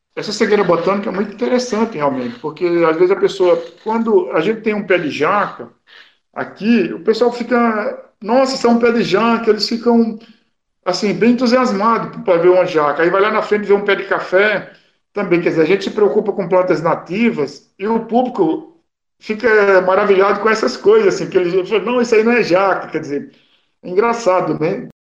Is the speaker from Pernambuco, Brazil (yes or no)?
yes; Pernambuco, Brazil; moved away; eu sou pernambucano